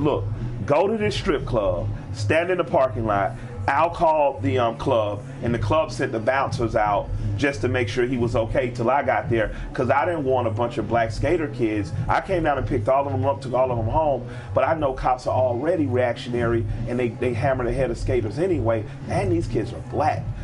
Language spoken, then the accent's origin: English; United States; As an American, born on American soil